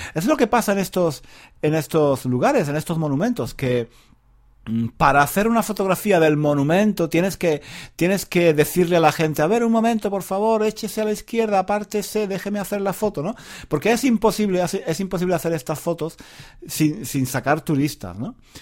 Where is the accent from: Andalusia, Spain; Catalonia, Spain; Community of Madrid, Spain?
Andalusia, Spain; Granada; moved away; Granada, mi ciudad natal